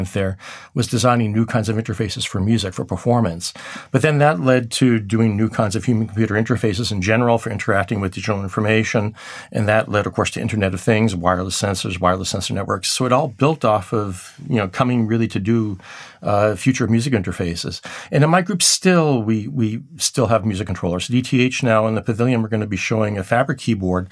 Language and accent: English; Somerville, Massachusetts, United States; moved away as an adult; also born or lived in Medford, Massachusetts / Geneva / Zurich; I was just a kid growing up in Somerville, Medford, Massachusetts